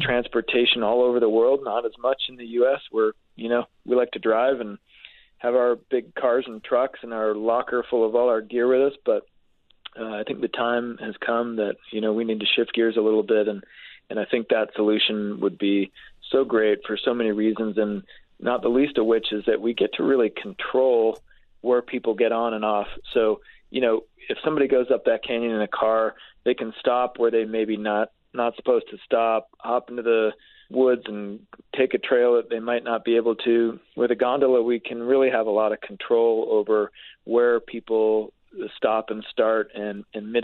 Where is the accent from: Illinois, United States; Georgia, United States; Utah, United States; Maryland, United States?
Utah, United States; I grew up skiing in Utah, so I hopped on a bus at Foothill Village and rode it up to Solitude on the weekend.